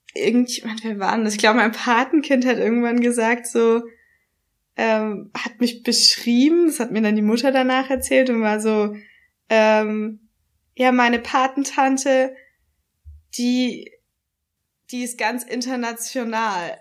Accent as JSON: {"language": "German", "area": "Swabia", "region": "Baden-Württemberg", "country": "Germany", "tie": "born or raised there", "accent": "leicht schwäbisch", "said": "Ich bin hier geboren worden, ich bin hier aufgewachsen. So, ja. wenn ich nach Hause komme, kriege ich meinen leicht schwäbischen Akzent"}